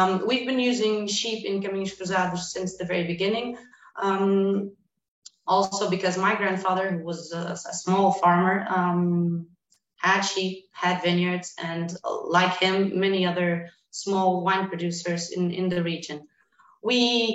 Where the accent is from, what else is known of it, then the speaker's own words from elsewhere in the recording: Dão region, Centro, Portugal; I was born in the Down region. It's one of the oldest regions of wine producing in Portugal. We are in the center north of the country, close to a mountain called Serra da Estrela